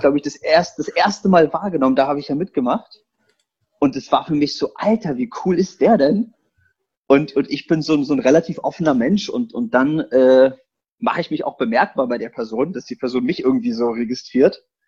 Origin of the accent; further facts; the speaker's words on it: Berlin, Germany; also born or lived in eastern Poland; Ich bin geboren in Polen und ich bin als kleiner Junge gekommen, Ausländer hier Berlin.